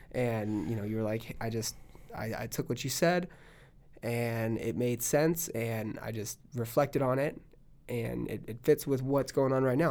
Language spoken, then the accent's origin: English; Palm Springs, California, United States; now in Austin, United States; I'm from California